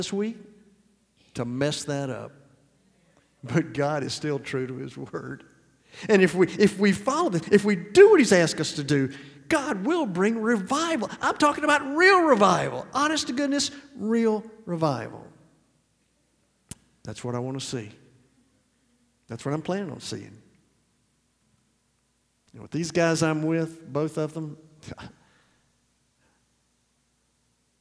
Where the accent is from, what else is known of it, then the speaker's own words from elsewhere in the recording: Decatur, Georgia, United States; I grew up in Decatur, Georgia